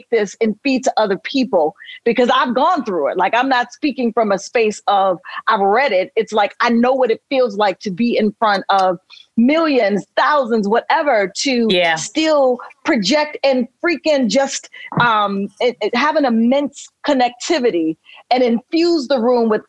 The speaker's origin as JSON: {"language": "English", "town": "Chicago", "region": "Illinois", "country": "United States"}